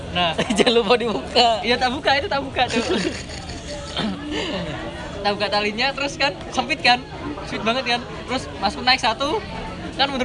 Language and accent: Indonesian; Medan, North Sumatra, Indonesia; kita orang Medan walaupun kita bodoh-bodoh kayak gini tapi tetap tetap toleran